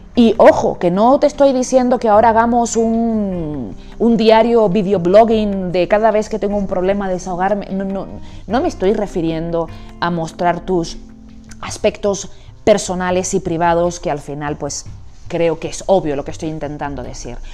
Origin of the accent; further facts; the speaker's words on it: Canary Islands, Spain; moved away as an adult; also born or lived in Amsterdam, Netherlands / United States / Barcelona / Madrid; now in Bogotá, Colombia; soy española, he, vivido, he trabajado y vivido en Barcelona, Madrid y por supuesto en las Islas Canarias, de donde soy, y ahora en Bogotá